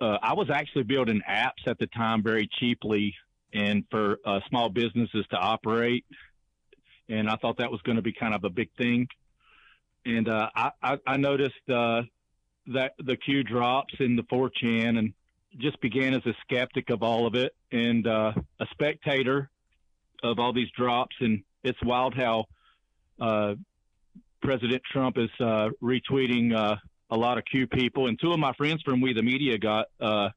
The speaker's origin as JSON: {"language": "English", "region": "North Carolina", "country": "United States", "tie": "born or raised there", "said": "I grew up in North Carolina, single mom, grew up very poor"}